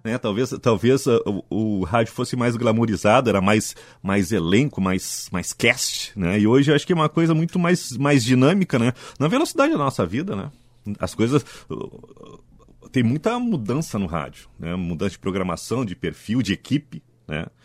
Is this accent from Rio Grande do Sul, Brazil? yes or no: yes; Ijuí, Rio Grande do Sul, Brazil; also born or lived in Canoas; now in Porto Alegre, Brazil; meu pai foi transferido para Ijuí, né? foi fazer uma representação comercial em Ijuí, a gente morou lá uh, sete anos, né? na década de 70.